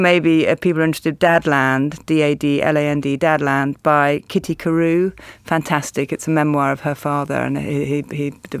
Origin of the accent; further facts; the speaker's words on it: Australia; now in Cambridge, United Kingdom; I love the idea as an Australian, Ray. You think Oxford... I live in Cambridge, of course, which is miles away and completely...